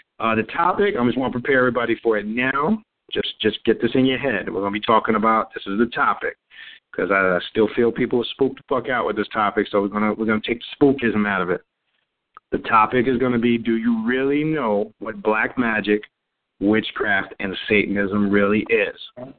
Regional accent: Nassau County, New York, United States; moved away; back in my hometown in New York, in Nassau County, in the Long Island, Queens area, right on the border there.

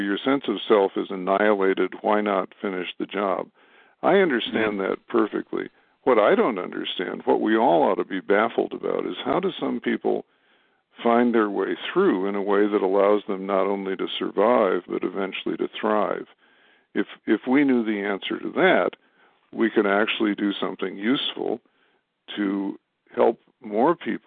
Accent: Madison, Wisconsin, United States; my hometown of Madison, Wisconsin

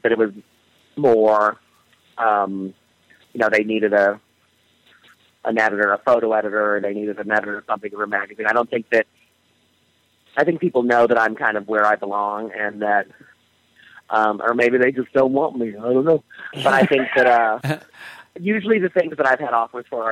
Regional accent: Hanover Park, Illinois, United States; moved away as an adult; also born or lived in Chicago / Madrid; now in New York, United States; I grew up in the suburbs of Chicago in a place called Hanover Park, Illinois

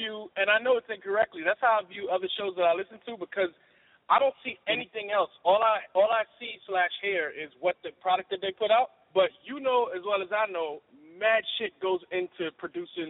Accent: New York City, New York, United States; I grew up in the South Bronx, but then I moved to the Northeast Bronx

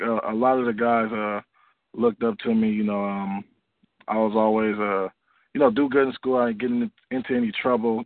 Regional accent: Oakland, California, United States; I grew up in Oakland, California

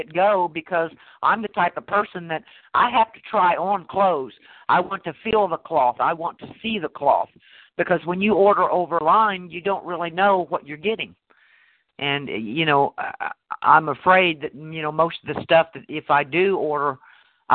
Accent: Illinois, United States; I'm from Illinois

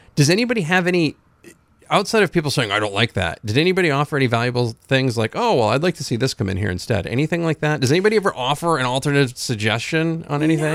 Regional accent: Rumford, Maine, United States; I was born in Rumford.

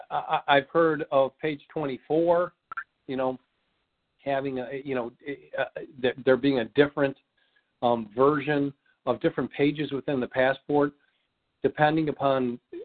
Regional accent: Missouri, United States; I'm from Missouri. Show me.

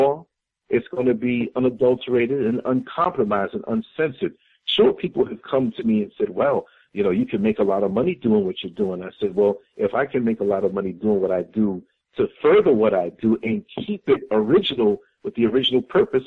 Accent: New York City, New York, United States; moved away as an adult; now in Orlando, United States; I was born and raised in New York City. 38 years of my almost 52 years were up there in New York City

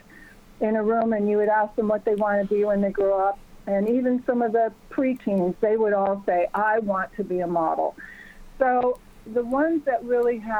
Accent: Wisconsin, United States; also born or lived in Florida / New York; now in Los Angeles, United States; originally I'm from Wisconsin, so I came from a very small farm town of 2,000 people

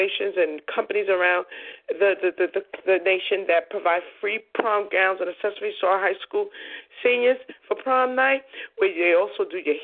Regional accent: New York City, New York, United States; I was born and raised in Coney Island

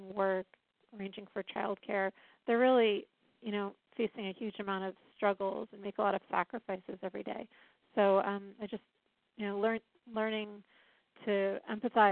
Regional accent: Rhode Island, United States; moved away as an adult; now in Washington, D.C., United States; I'm from Rhode Island. I came to this area in 1999

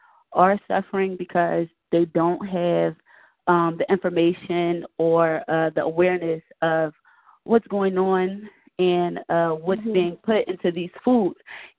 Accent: Philadelphia, Pennsylvania, United States; now in Decatur, United States

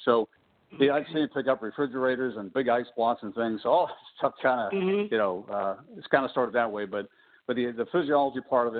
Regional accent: Pittsburgh, Pennsylvania, United States; I'm from Pittsburgh, obviously. I'm a native of Pittsburgh and grew up on the north side and went to the city schools in Pittsburgh

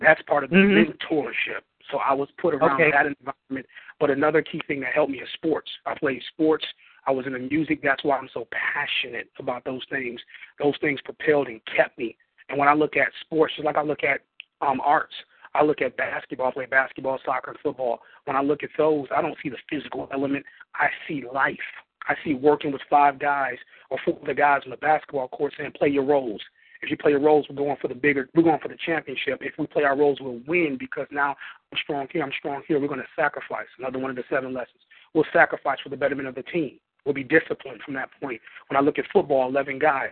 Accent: Flint, Michigan, United States; Flint, Michigan. A Flintstone to the bone, Flint, Michigan

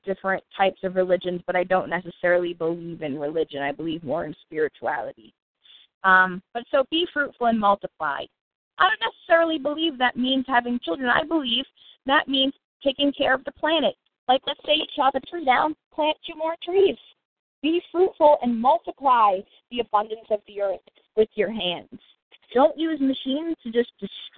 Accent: United States; as an American citizen

